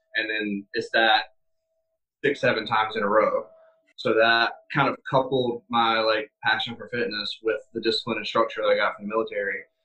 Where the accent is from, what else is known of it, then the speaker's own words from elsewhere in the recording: South Carolina, United States; moved away as an adult; now in New York, United States; I am from South Carolina left home immediately at 18